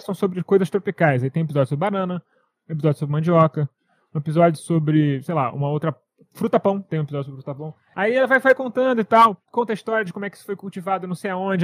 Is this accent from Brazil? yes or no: yes; Brazil; eu sou brasileiro, como mandioca desde sempre